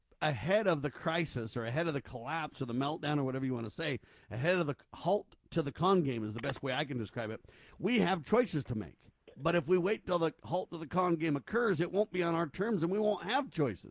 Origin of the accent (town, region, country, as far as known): United States